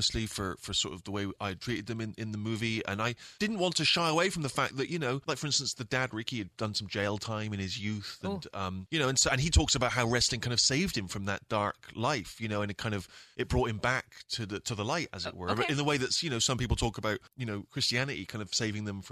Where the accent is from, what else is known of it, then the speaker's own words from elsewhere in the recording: England, United Kingdom; growing up in England.